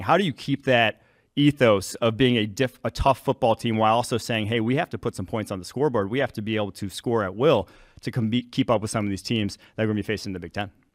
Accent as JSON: {"language": "English", "town": "Mahomet", "region": "Illinois", "country": "United States", "tie": "born or raised there", "also_born_or_lived": "Milwaukee, Wisconsin", "said": "I grew up just outside of Champaign"}